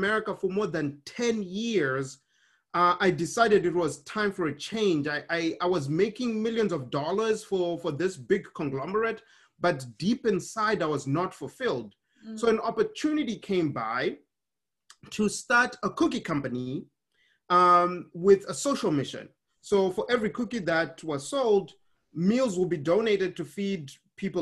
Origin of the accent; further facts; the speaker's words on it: Harare, Zimbabwe; moved away; I was born in Harare, Zimbabwe.